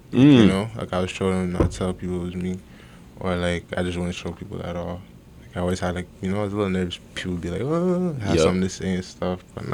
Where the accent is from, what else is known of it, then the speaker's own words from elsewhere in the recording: Hamilton, Ontario, Canada; Well, I was born in Hamilton. You know what I'm saying? Steel City.